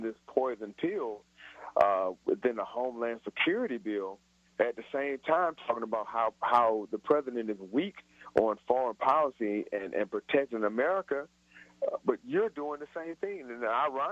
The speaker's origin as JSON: {"language": "English", "town": "Chicago", "region": "Illinois", "country": "United States", "moved": "yes", "lives_now": "Nashville, United States", "said": "I'm a Yankee myself. I'm from Chicago"}